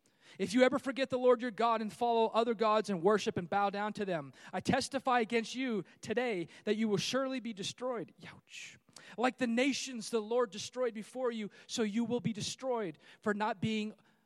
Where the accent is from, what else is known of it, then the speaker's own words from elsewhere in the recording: California, United States; moved away; I'm from California